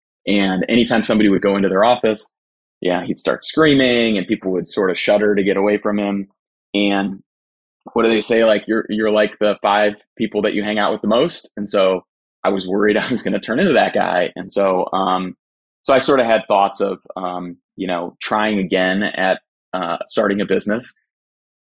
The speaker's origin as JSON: {"language": "English", "town": "Cleveland", "region": "Ohio", "country": "United States", "said": "I'm from Cleveland, Ohio."}